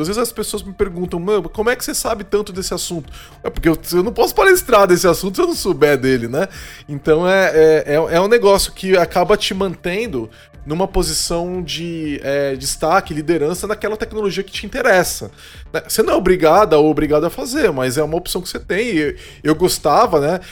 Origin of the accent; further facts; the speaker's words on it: Brazil; Nós somos brasileiros